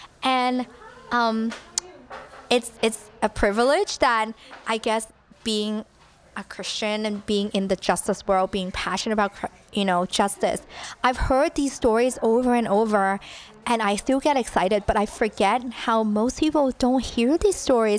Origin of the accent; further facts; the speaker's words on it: Hong Kong; Yeah, so I was born in Hong Kong. Very, like, kind of middle class.